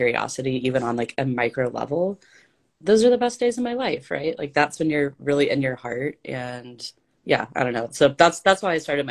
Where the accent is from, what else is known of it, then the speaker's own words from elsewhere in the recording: ASR gives Argentina, the South, United States; accent: Southern belle; moved away; I'm from Argentina. I grew up in the South